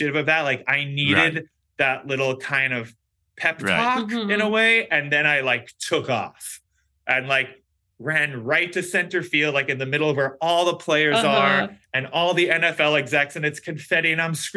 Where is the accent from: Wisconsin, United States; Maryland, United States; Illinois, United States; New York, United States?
New York, United States; the Giants are my home team. I'm a New Yorker